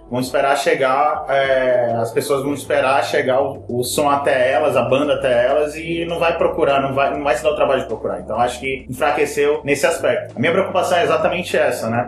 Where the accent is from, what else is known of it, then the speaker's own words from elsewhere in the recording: Brazil; eu como brasileiro